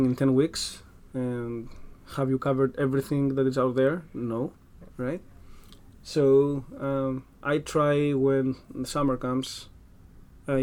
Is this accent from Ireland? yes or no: no; Greece; accent: Greek; English is a second language; now in United States; my weird Greek accent